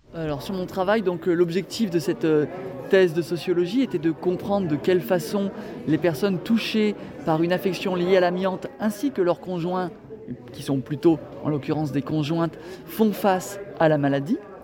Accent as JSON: {"language": "French", "town": "Lyon", "region": "Auvergne-Rhône-Alpes", "country": "France", "said": "je suis, euh, je suis de Lyon"}